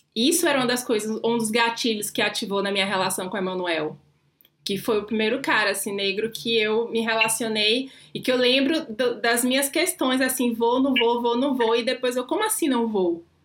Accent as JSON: {"language": "Portuguese", "town": "Salvador", "region": "Bahia", "country": "Brazil", "moved": "yes", "lives_now": "São Paulo, Brazil", "said": "sou, sou de Salvador"}